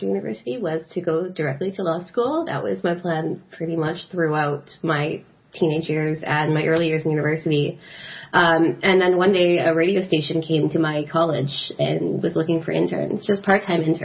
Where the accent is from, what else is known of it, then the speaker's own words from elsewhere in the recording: Montreal, Quebec, Canada; I was born and raised in Montreal